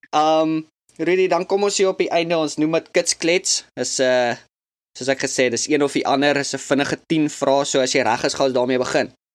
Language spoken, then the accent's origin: Afrikaans; South Africa; now in United States; ek was eintlik terug uit Suid-Afrika vir vakansie om te kom kuier en toe COVID en toe's ek daar vir 6 maande